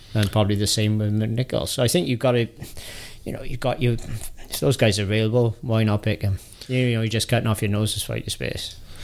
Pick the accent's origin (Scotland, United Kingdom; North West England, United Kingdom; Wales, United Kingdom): Wales, United Kingdom; Welsh; I'm Welsh